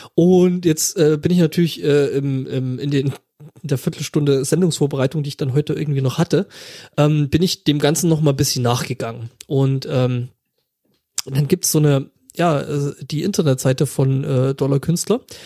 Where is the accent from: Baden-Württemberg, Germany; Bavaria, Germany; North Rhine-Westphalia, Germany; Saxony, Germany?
Saxony, Germany; Räuchermännchen, die sind da, wo ich herkomme